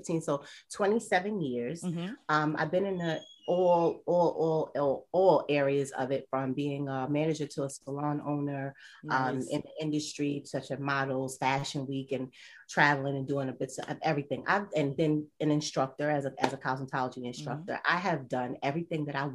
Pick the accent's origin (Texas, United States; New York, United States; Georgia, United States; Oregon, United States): New York, United States; I'm from New York